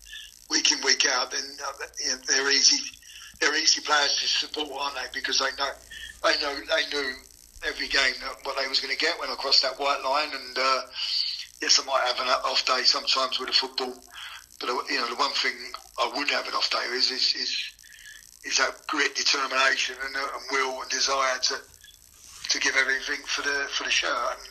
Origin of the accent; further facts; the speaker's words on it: Gravesend, South East England, United Kingdom; I come from Kent, you know, I was a Gravesend lad, and, you know, it was on my doorstep.